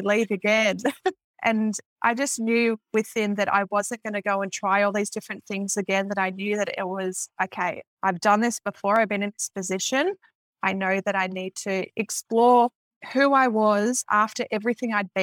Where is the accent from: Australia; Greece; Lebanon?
Australia; Victoria; I'm from Victoria